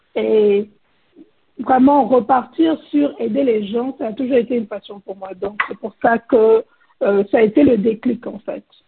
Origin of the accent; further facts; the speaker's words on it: Côte d’Ivoire; moved away as an adult; now in United States; je suis ivoirienne. Euh, je vis aux États-Unis depuis à peu près 20 ans